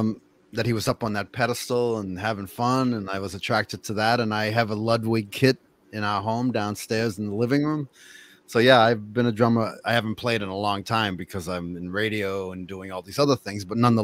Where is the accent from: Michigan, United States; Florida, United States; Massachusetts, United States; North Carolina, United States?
Massachusetts, United States; Cambridge; also born or lived in Boston; I was born in Boston, raised in Cambridge, and I go to Ashland often.